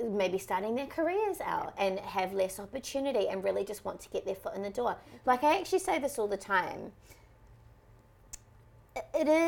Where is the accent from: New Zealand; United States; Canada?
New Zealand; New Zealand, you just want to be white because they have it the easiest.